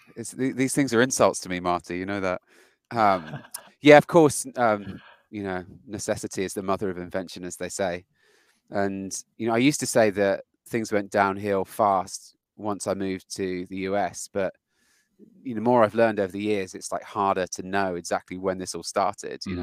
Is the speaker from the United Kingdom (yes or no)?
yes; United Kingdom; moved away as an adult; now in United States; when I moved to the US. I'm British and I'm a software engineer